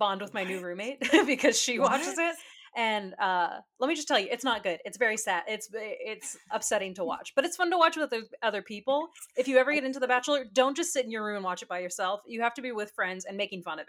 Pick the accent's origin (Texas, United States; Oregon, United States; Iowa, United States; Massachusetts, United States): Texas, United States; we're from Texas